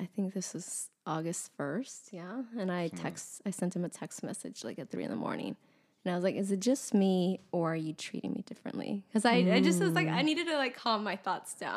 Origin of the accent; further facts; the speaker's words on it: El Paso, Texas, United States; moved away as an adult; also born or lived in Austin, Texas; now in Los Angeles, United States; We grew up two miles away from each other in El Paso.